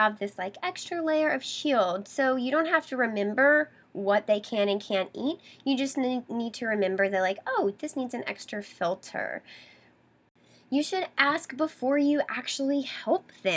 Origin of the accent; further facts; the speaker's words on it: the South, Southern United States, United States; I grew up in the Southern culture and that's how we did things